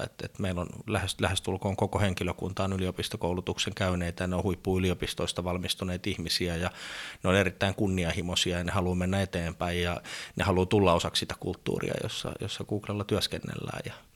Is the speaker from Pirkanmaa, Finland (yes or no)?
yes; Sastamala, Pirkanmaa, Finland; moved away; also born or lived in Helsinki; Mä oon kotoisin Sastamalasta, pieneltä paikkakunnalta yrittäjäperheestä